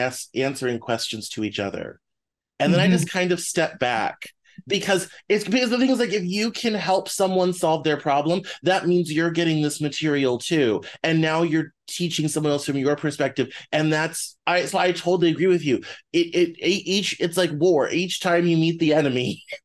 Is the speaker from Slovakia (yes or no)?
no; Denver, Colorado, United States; when I was a kid growing up in Denver, and I'm 35 years old